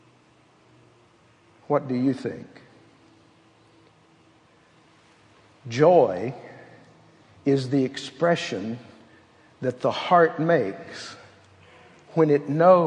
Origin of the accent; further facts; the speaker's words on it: Texas, United States; I was born in Texas